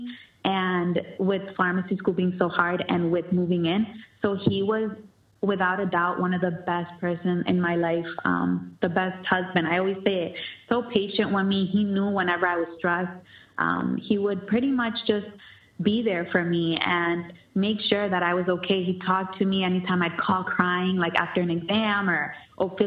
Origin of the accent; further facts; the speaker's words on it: Lawrence, Massachusetts, United States; my hometown, and I was grateful to be a part of that, Lawrence, Massachusetts, the 978